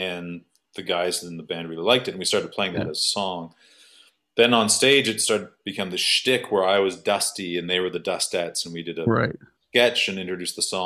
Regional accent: Thornhill, Ontario, Canada; I'm from Thornhill, Ontario

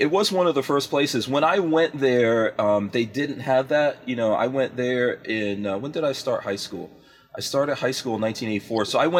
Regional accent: Far Rockaway, New York, United States; I grew up in Far Rockaway, which is Queens.

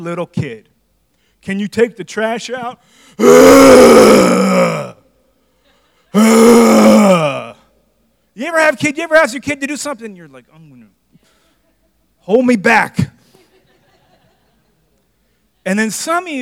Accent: United States; I was born here. I'm an American

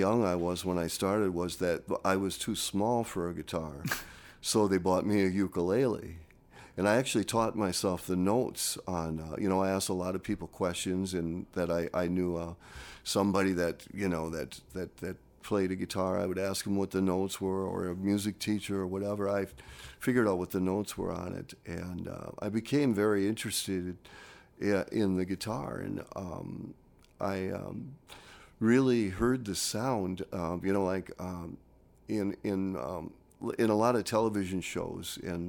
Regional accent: Green Bay, Wisconsin, United States; growing up in Green Bay, Wisconsin, I mean, it might have been just everywhere that the guitars were just harder to find.

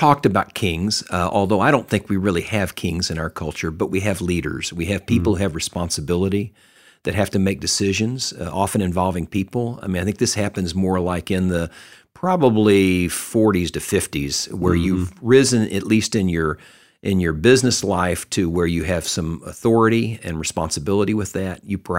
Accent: Texas, United States; I grew up in Texas

